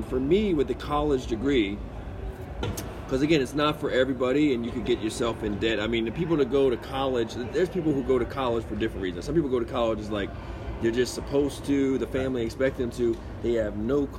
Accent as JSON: {"language": "English", "town": "Baltimore", "region": "Maryland", "country": "United States", "tie": "born or raised there", "said": "I came from Baltimore"}